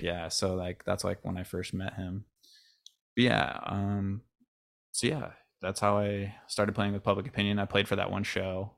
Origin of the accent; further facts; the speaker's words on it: Avon, New York, United States; I grew up in Rochester, New York.